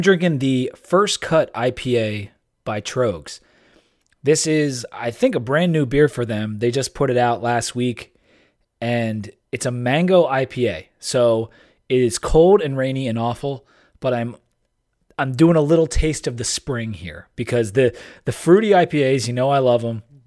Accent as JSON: {"language": "English", "region": "Delaware", "country": "United States", "tie": "born or raised there", "said": "from my home state"}